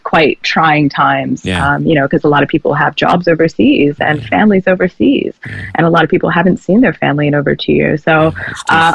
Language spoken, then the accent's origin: English; New Jersey, United States; moved away as an adult; also born or lived in Los Angeles, United States; now in Sydney, Australia; I'm from South Jersey originally, in the United States